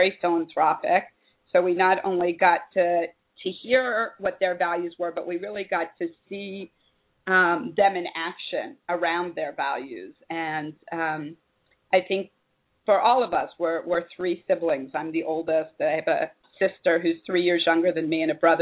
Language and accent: English; Columbus, Ohio, United States; moved away as an adult; also born or lived in San Francisco Bay Area, California; now in Israel; I actually was born and raised in Columbus, Ohio, and then spent a good amount of time of my adult life in the San Francisco Bay Area